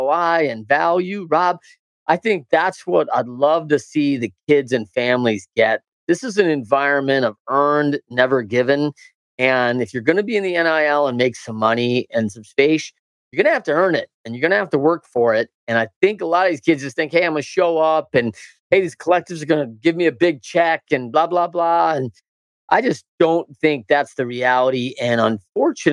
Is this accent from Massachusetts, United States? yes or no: no; Battle Creek, Michigan, United States; I'm a Battle Creek, Michigan guy